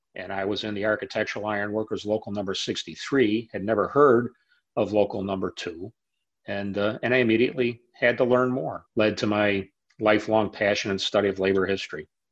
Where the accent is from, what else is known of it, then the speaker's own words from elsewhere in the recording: Chicago, Illinois, United States; Growing up in Chicago